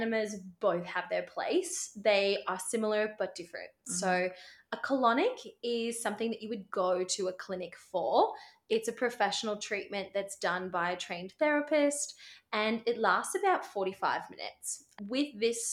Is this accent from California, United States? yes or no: no; Seattle, Washington, United States; moved away as an adult; now in Brisbane, Australia; back in Seattle, my hometown, back in the United States